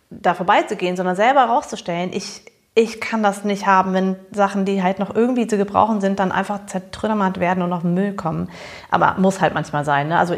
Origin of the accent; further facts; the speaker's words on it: Bonn, North Rhine-Westphalia, Germany; Es gab nämlich einen Laden ähm, in Bonn, wo ich groß geworden bin, im amerikanischen Viertel, The Thrift Shop, also der Secondhand-Laden.